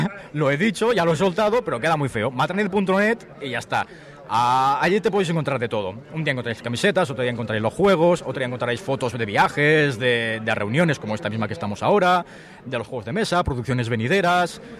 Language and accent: Spanish; Tarragona, Catalonia, Spain; soy de Tarragona